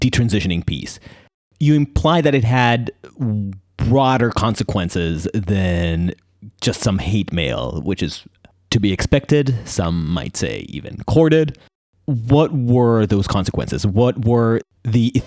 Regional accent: Israel; moved away as an adult; now in United States; I come from Israel

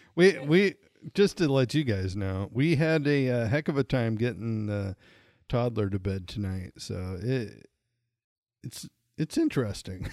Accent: Montana, United States; I'm originally from Montana

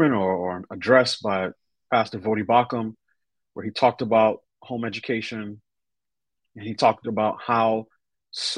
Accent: New York City, New York, United States; I grew up in New York City, went to public schools all but for 2 years of my sort of formal K through 12 education

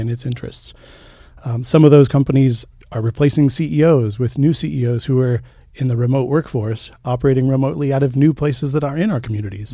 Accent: Boulder, Colorado, United States; now in Missoula, United States; I grew up, uh, in Boulder, Colorado, and for most of my younger years, I was raised by a single mom

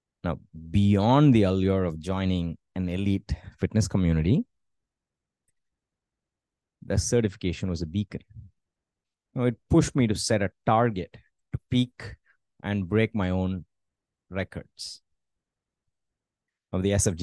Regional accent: India; moved away as an adult; also born or lived in United States; moving back to my hometown

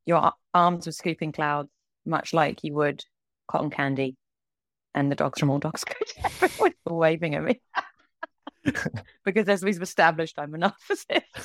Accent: United Kingdom; moved away as an adult; also born or lived in Kingston / London; now in Los Angeles, United States; I am a British animator that currently lives in Los Angeles.

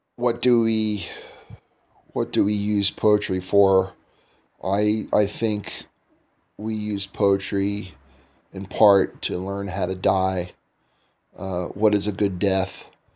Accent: United States; moved away as an adult; now in Turkey; I'm an American

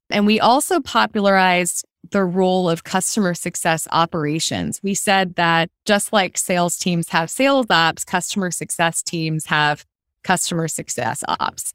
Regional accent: Philadelphia, Pennsylvania, United States; moved away as an adult; also born or lived in New York City; I grew up on the East Coast and of the U S in suburban Philadelphia

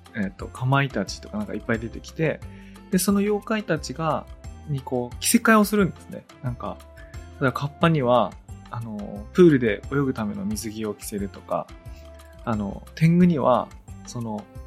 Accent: Tōnō, Gifu, Japan; 東能の出身

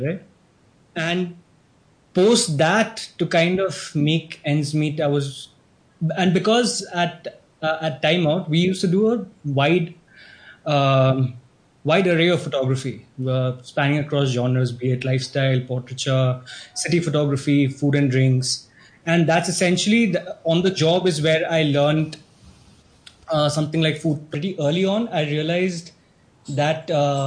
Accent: Shillong, Meghalaya, India; now in Mumbai, India; I'm based out of Bombay. I am from Shillong

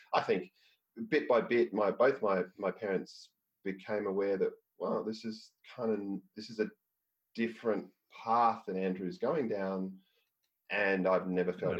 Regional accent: Australia; I was from Australia

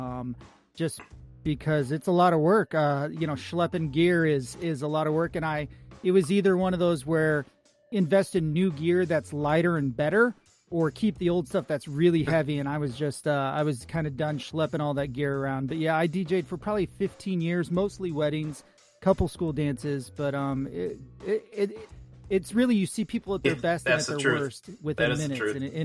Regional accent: Southern Illinois, United States; now in Northern California, United States; We're out in Northern California, even though we grew up in Southern Illinois

